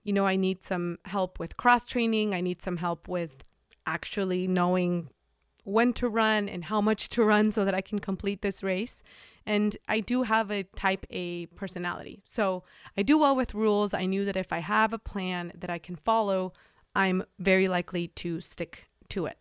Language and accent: English; Mexico; moved away; I'm coming from Mexico